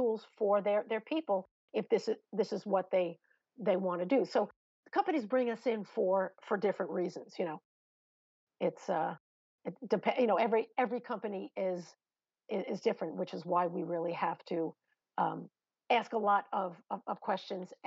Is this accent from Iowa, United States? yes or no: no; Long Island, New York, United States; accent: New York; I'm from Long Island.